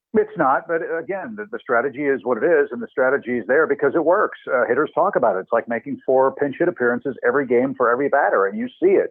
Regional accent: St. Louis, Missouri, United States; growing up in St. Louis

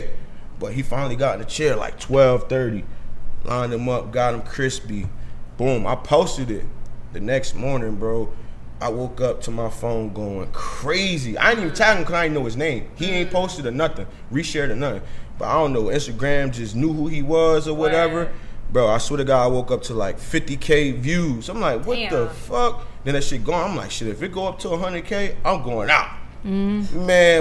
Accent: New Jersey, United States; I'm originally from New Jersey.

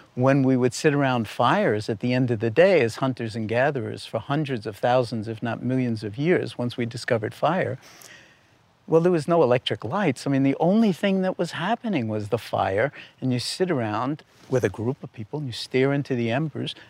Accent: New York City, New York, United States; I was born in New York City in nineteen forty-four

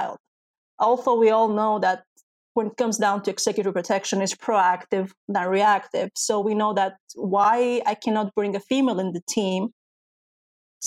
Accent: Greece; also born or lived in Albania; And I was Albanian, but I was raised in Greece, so I didn't have the Greek citizenship

